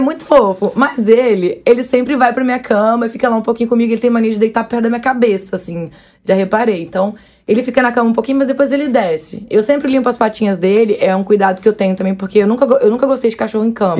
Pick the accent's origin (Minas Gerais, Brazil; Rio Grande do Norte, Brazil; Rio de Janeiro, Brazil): Rio de Janeiro, Brazil; Varre-Sai; desde criança, criada com os bichos mesmo. Porque eu sou do interior do Rio, né? Da, da roça.